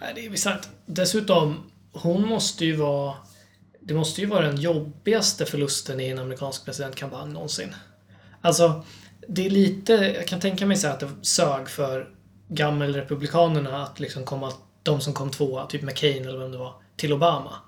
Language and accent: Swedish; Sweden; som svensk